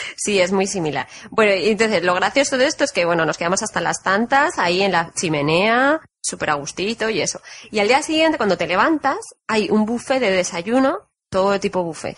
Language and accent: Spanish; Spain; moved away; soy de España